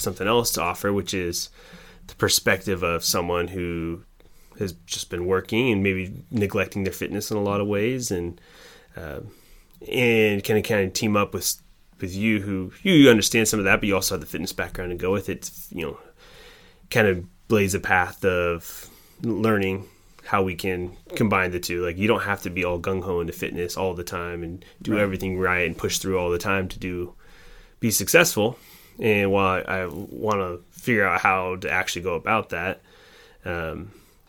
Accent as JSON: {"language": "English", "region": "Oregon", "country": "United States", "tie": "born or raised there", "also_born_or_lived": "Wisconsin", "said": "I grew up in Oregon, and through my high school years"}